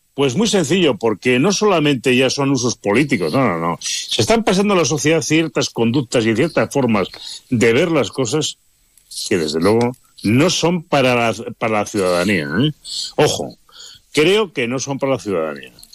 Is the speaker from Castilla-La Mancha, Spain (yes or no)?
no; Palencia, Castile and León, Spain; somos de Palencia